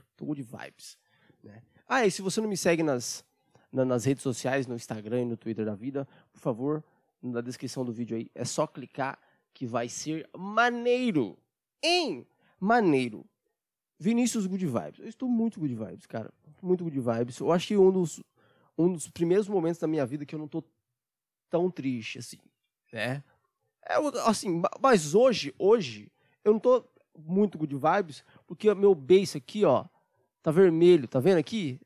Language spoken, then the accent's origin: Portuguese; Brazil; eu, como brasileiro